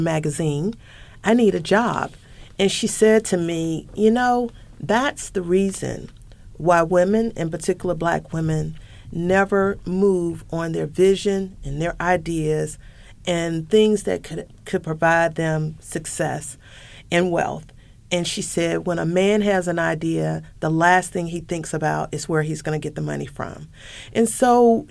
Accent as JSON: {"language": "English", "region": "the South", "country": "United States", "said": "I'm also from the South. Not only am I a woman of color, I am a woman from the South"}